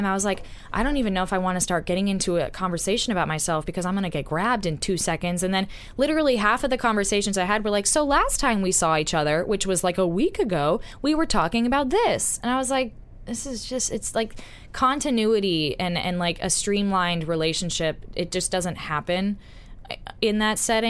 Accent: the South, United States; moved away; I'm Southern

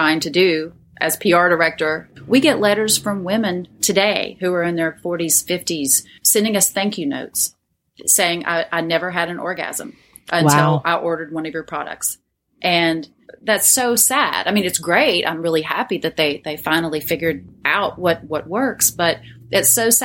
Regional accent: Tennessee, United States; I grew up in the South in Tennessee, and it was a religious small town.

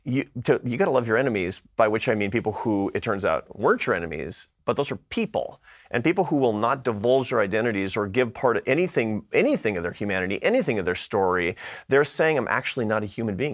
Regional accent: Seattle, Washington, United States; moved away; I come from Seattle, Washington

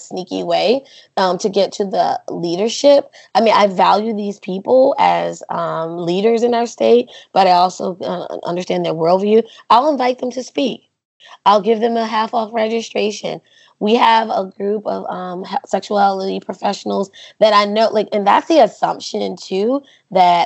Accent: North Carolina, United States; I'm a student from North Carolina

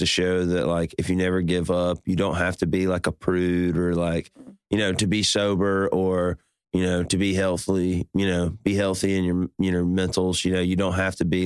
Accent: Birmingham, Alabama, United States; I grew up in Birmingham, Alabama

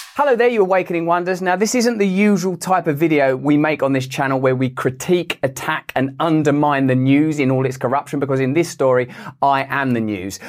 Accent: England, United Kingdom; I'm English

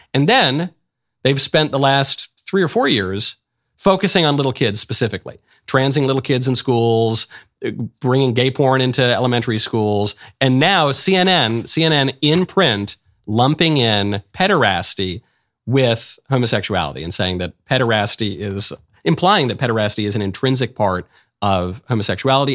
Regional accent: New York City, New York, United States; I'm a New Yorker. I was raised in New York, born in New York

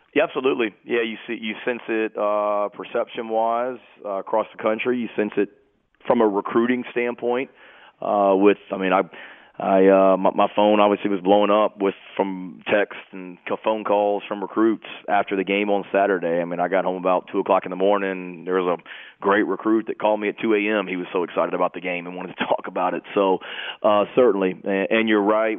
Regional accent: New Jersey, United States; I'm from Jersey

